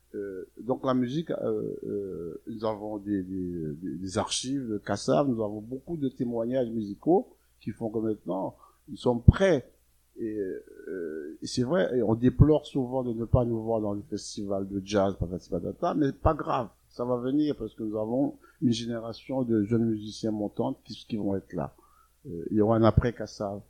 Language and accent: French; Guadeloupe; now in Paris, France; chez nous, en Guadeloupe